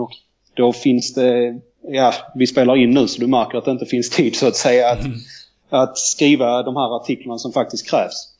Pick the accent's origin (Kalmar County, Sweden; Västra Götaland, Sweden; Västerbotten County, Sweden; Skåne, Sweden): Skåne, Sweden; Landskrona; där jag kommer från, Landskrona.